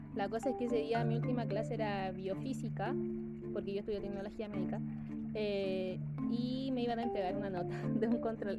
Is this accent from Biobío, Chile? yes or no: no; Peñaflor, Santiago Metropolitan Region, Chile; somos eh, de Peñaflor, entonces como somos provincianos